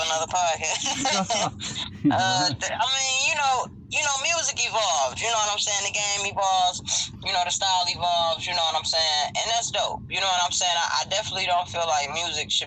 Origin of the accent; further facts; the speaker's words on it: Detroit, Michigan, United States; I'm from Detroit, born and raised. Born on the east side, raised on West 7 Mile.